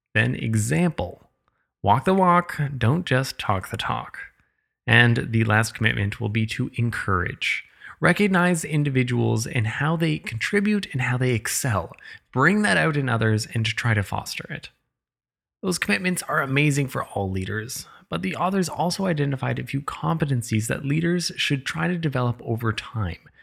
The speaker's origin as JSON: {"language": "English", "country": "Canada", "said": "I'm Canadian"}